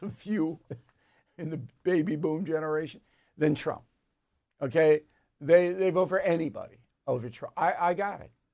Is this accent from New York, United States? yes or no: yes; Long Island, New York, United States; moved away; also born or lived in Dallas, Texas; I'm sitting there from Long Island, best beach place